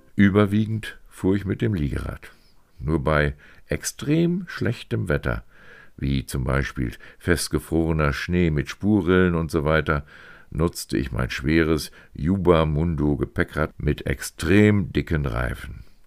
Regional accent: Meppen, Lower Saxony, Germany; also born or lived in Hannover; ich später Wochenendpendler zwischen meinem Heimatort Meppen und Hannover wurde

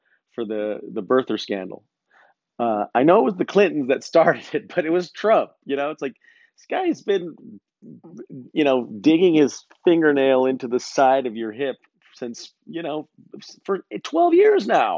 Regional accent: United States; I'm an American man.

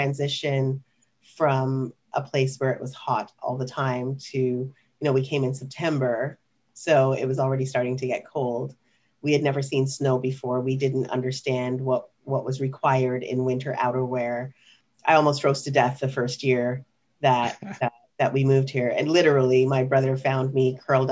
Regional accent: Ottawa, Ontario, Canada; born or raised there; also born or lived in Kingston, Jamaica

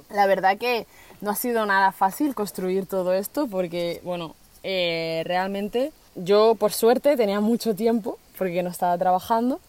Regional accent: Spain; also born or lived in Colombia; me he criado durante todos estos años aquí

